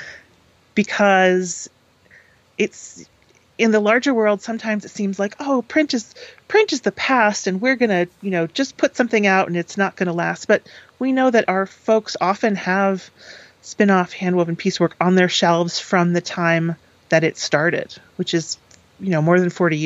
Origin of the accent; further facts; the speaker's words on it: Eastern Connecticut, United States; I grew up in Eastern Connecticut, which is, you know, not quite the quiet corner of Connecticut, but definitely a sort of a fairly rural area